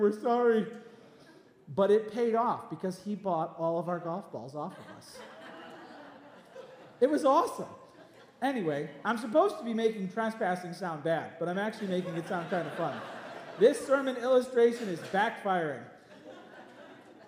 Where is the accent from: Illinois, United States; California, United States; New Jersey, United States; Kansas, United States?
Illinois, United States; Palos Hills; When I was a kid, I grew up in Palos Hills